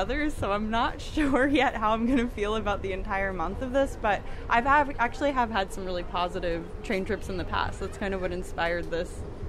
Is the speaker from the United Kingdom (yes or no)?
no; Florida, United States; now in Berkeley, United States; Well, right now I'm living in Berkeley, California. I'm originally from Florida.